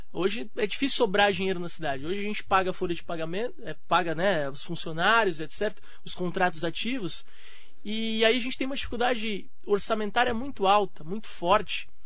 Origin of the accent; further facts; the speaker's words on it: Ferraz de Vasconcelos, São Paulo, Brazil; also born or lived in Cubatão; Eu nasci em Cubatão. Eu sou cubatense, sou da Baixada, mas eu vim para Ferraz de Vasconcelos aos seis anos de idade, né?